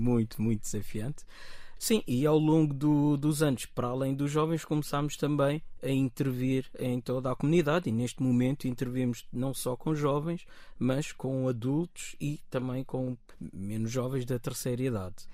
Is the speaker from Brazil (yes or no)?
no; Amadora, Lisbon, Portugal; nasci aqui em Portugal e curiosamente fui das primeiras famílias a cá vir viver no, no Zambujal. Estou cá há 45 anos